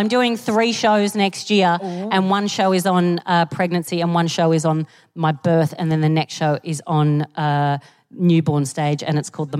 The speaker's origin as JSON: {"language": "English", "country": "Australia", "said": "I'm from Australia"}